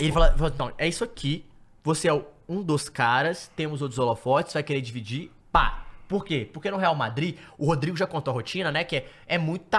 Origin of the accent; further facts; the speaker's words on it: Brazil; a gente é brasileiro